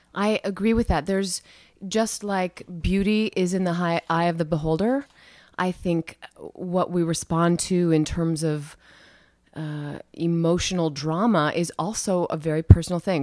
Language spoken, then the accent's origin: English; Cedar Falls, Iowa, United States; I grew up in Cedar Falls, Iowa, very small Midwestern town